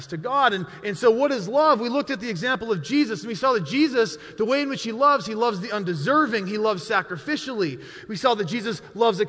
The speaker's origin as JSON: {"language": "English", "region": "Montana", "country": "United States", "tie": "born or raised there", "said": "I was born and raised in Montana"}